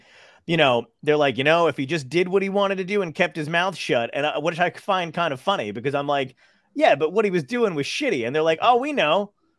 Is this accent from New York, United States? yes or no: yes; Brooklyn, New York, United States; So half my family, majority of my family is from Brooklyn. You know, I'm from Brooklyn, and so they're Trump people.